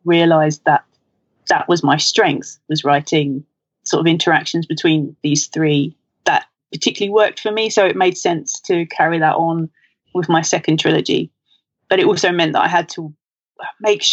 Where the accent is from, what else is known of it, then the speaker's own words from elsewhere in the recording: London, United Kingdom; I'm from London